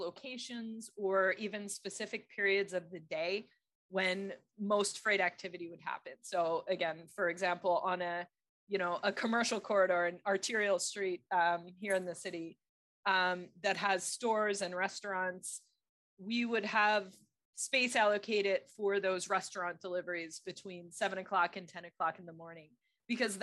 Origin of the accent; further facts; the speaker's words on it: Philadelphia, Pennsylvania, United States; also born or lived in Texas; now in New York, United States; I grew up in Philadelphia